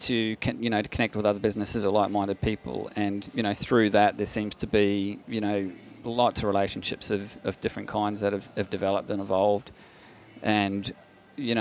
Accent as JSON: {"language": "English", "country": "New Zealand", "tie": "born or raised there", "moved": "yes", "lives_now": "Victoria, Australia", "said": "my childhood growing up in New Zealand"}